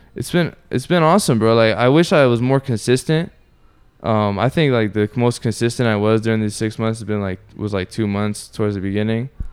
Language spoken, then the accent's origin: English; Orlando, Florida, United States; also born or lived in Sanford; born and raised in Orlando